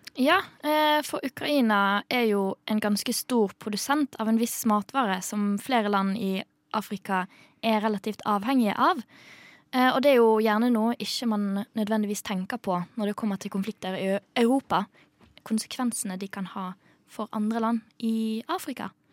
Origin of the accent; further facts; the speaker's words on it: Tunisia; moved away; jeg kommer fra Tunisia